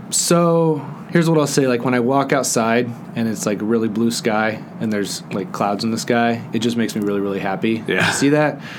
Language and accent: English; Bermuda; born there; And so I was born in Bermuda